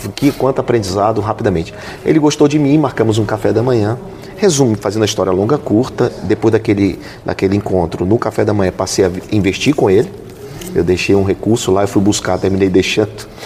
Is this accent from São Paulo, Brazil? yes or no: no; Belém, Pará, Brazil; moved away as an adult; also born or lived in Amapá / Alagoas; eu nasci no Amapá e fui criado em Belém do Pará